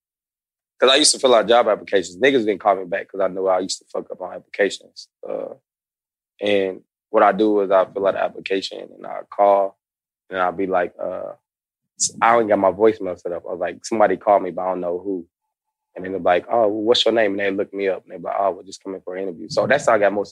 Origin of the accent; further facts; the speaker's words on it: Kansas City, United States; now in Atlanta, United States; I'm from Kansas City